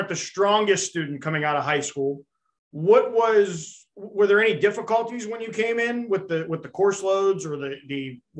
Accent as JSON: {"language": "English", "country": "Canada", "said": "Because as a Canadian, I feel like you guys are born with a hockey puck next to you."}